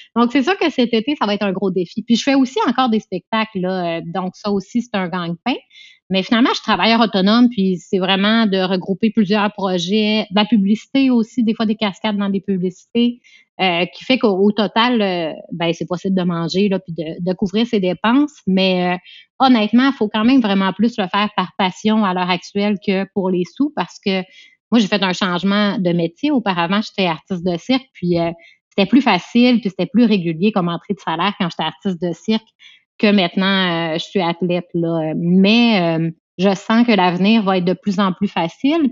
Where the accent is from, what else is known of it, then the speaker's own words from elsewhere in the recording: Quebec, Canada; moi, je suis québécoise